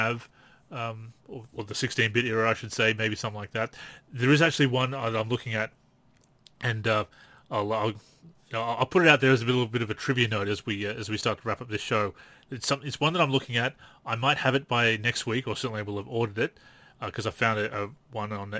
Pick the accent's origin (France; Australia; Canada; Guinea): Australia; I'm Australian